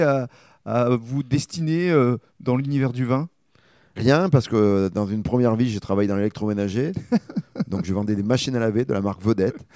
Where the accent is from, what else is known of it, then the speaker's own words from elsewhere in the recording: Libourne, Nouvelle-Aquitaine, France; je suis originaire de Libourne, euh, enfin de la région